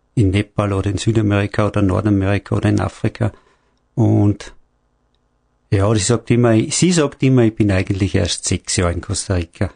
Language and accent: German; Austria; bei uns in Österreich